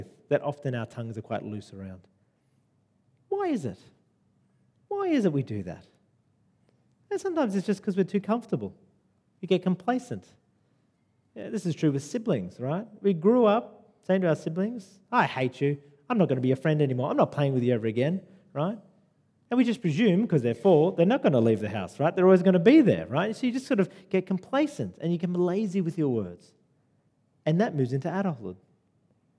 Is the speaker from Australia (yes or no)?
yes; Sydney, New South Wales, Australia; now in Lower North Shore, Sydney, Australia; I grew up in Western Sydney, right? Rudy Hill